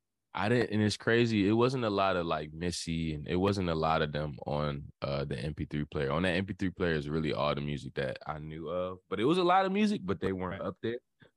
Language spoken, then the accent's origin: English; Hampton, Virginia, United States; also born or lived in Florida; Yeah, I'm from Hampton, 757.